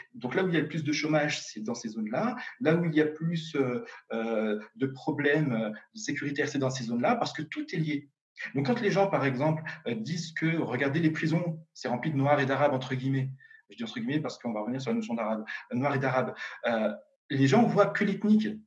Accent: France; je suis français, même si je suis d'origine tunisienne, moi, je suis français

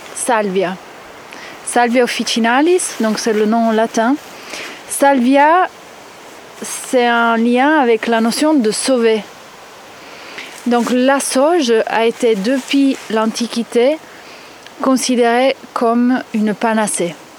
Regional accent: Italy; je suis italienne

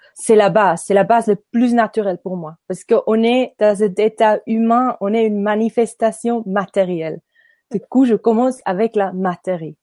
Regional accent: Nidwalden, Switzerland; French is a second language; moved away as an adult; also born or lived in Ireland / French-speaking Switzerland; je suis née à Nidwalden. C'est un petit village, euh, un petit canton en Suisse, au milieu du Suisse. Et puis, euh, je suis grandie à Nidwalden aussi

